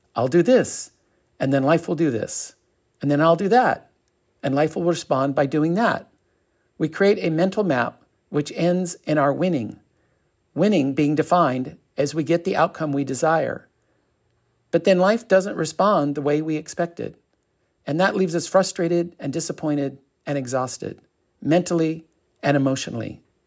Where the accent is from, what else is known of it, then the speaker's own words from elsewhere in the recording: Torrance, California, United States; also born or lived in Westchester, Los Angeles / Costa Mesa; I grew up in Westchester. Then we moved to Torrance when I was 10 years old.